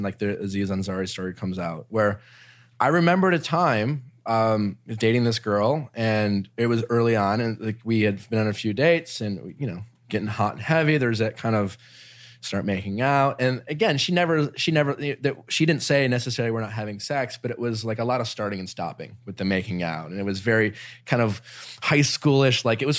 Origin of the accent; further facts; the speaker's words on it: Milwaukee, Wisconsin, United States; growing up in Milwaukee